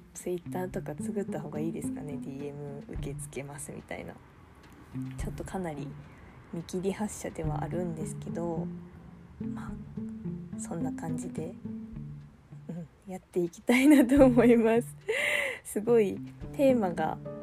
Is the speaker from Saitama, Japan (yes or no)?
no; Gifu, Japan; now in Aichi, Japan; 出身は岐阜県です今は、えー、愛知県に住んでます